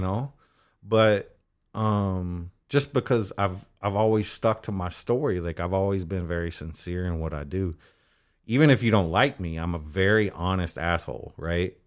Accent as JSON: {"language": "English", "town": "Austin", "region": "Texas", "country": "United States", "tie": "born or raised there", "said": "growing up in Austin"}